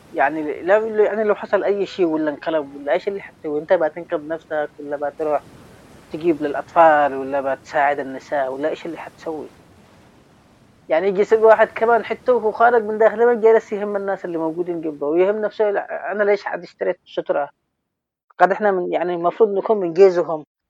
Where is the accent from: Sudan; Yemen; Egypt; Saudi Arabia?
Yemen; Sanaa, Amanat Al Asimah; moved away; also born or lived in Taiz, Yemen; صحفي من اليمن من تعز عشت حياتي كلها في داخل صنعاء فأعتبر نفسي أن أنا من صنعاء مش من تعز